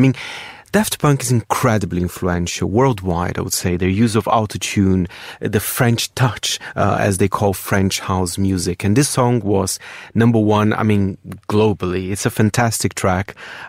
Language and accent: English; Brazil; English is a second language; I grew up in Brazil in the early, well, in the 90s, the mid-90s.